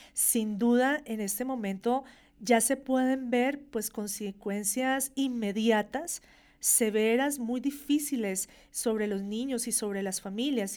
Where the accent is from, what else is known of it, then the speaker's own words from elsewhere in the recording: Colombia; Nosotros como colombianos